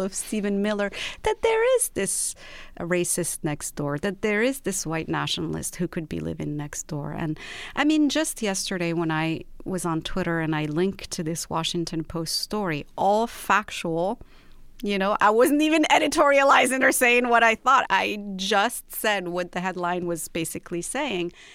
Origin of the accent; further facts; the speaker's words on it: Rabat, Rabat-Salé-Kénitra, Morocco; also born or lived in London; now in Los Angeles, United States; I was born and raised in Rabat, which is the capital of Morocco, and then I lived in London, and after that I lived in Los Angeles.